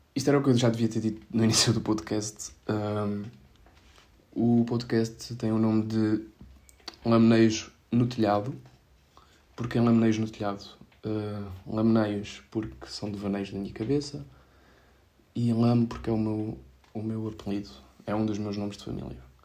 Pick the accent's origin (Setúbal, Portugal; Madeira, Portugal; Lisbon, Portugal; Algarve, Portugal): Setúbal, Portugal; eu sou de Setúbal